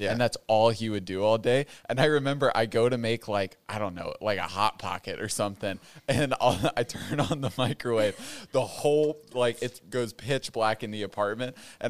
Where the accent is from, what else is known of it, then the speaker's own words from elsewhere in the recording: Ohio, United States; moved away; I'm from Ohio